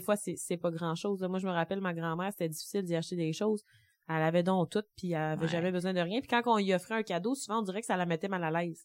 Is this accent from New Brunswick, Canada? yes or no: no; Gaspésie, Quebec, Canada; moved away as an adult; je viens de la Gaspésie